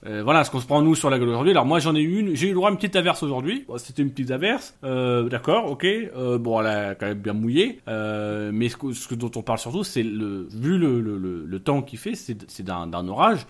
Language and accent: French; Normandy, France; now in Picardy, France; je suis normand et, immigré en Picardie